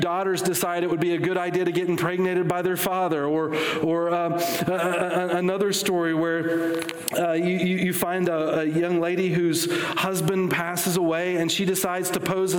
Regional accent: West Virginia, United States; I'm from West Virginia

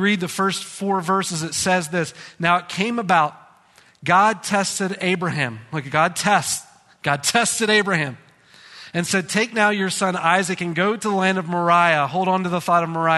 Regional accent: United States; As American people

